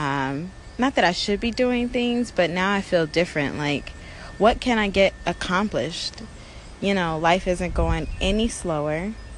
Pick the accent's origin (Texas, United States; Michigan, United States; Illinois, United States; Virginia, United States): Illinois, United States; Chicago; moved away as an adult; now in Los Angeles, United States; I'm in Chicago, my hometown.